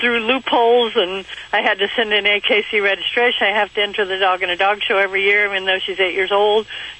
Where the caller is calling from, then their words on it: California, United States; I'm in California listening to Coast.